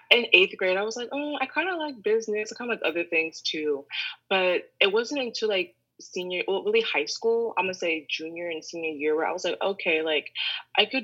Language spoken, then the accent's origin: English; Columbus, Ohio, United States; moved away as an adult; now in New York, United States; I'm originally from Columbus, Ohio.